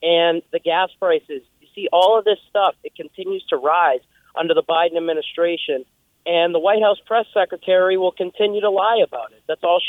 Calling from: New Hampshire, United States; I'm from New Hampshire, and I got to say what the last guy said about the all-white rallies is completely false.

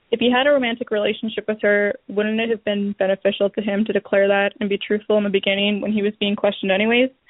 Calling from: Lexington, Kentucky, United States; I'm calling from Lexington, Kentucky.

